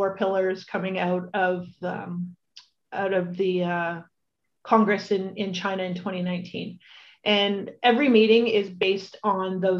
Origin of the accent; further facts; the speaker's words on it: Welland, Ontario, Canada; also born or lived in Toronto; my hometown